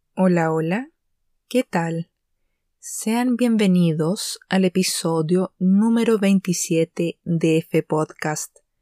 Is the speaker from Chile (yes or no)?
yes; Chile; Esto de ser chilena